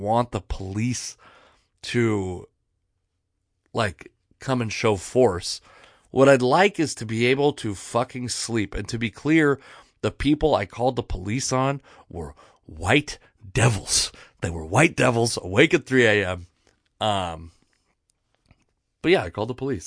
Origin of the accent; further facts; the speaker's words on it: Puyallup tribal land, Washington, United States; I grew up on the Puyallup Indian tribe. Um, there's a lot of, of tribal land in my area.